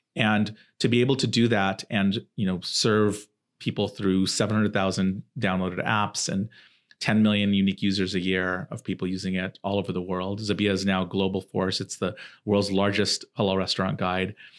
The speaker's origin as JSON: {"language": "English", "region": "Southern California", "country": "United States", "tie": "born or raised there", "also_born_or_lived": "Silicon Valley", "said": "I was growing up in Southern California."}